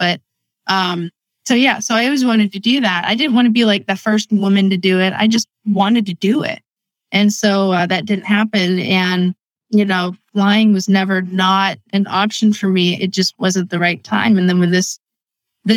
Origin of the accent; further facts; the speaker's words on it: Erie, Pennsylvania, United States; I grew up in Erie, Pennsylvania, a very small town.